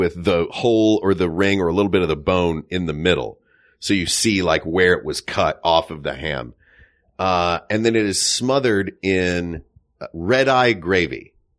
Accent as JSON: {"language": "English", "region": "the South", "country": "United States", "tie": "born or raised there", "said": "Country ham is specifically, in my recollection of it growing up in the South"}